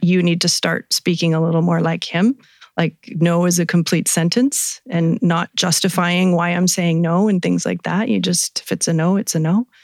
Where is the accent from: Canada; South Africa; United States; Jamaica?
Canada; Vancouver, British Columbia; moved away as an adult; now in Kelowna, Canada; I grew up in Vancouver. Moved here about 25 years ago to start a family